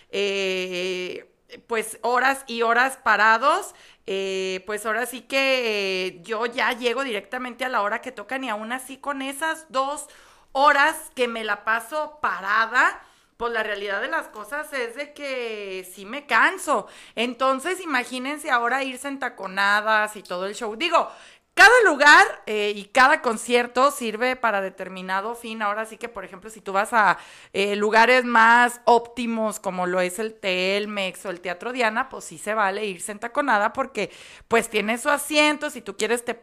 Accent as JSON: {"language": "Spanish", "region": "Mexico City", "country": "Mexico", "said": "Fíjense que yo vengo de Ciudad de México, donde el clima todo el tiempo es así y las noches todo el tiempo son frías"}